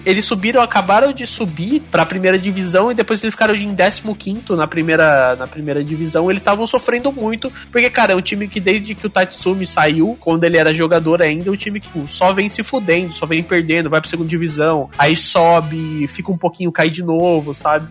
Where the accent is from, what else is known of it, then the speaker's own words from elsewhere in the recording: Brazil; a gente é brasileiro